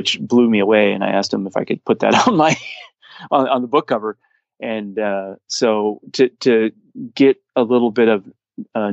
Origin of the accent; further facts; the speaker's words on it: Portland, Oregon, United States; we grew up in Portland, Oregon